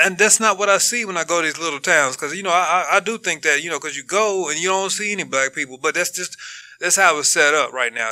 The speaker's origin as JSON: {"language": "English", "country": "United States", "tie": "born or raised there", "said": "I was born in America"}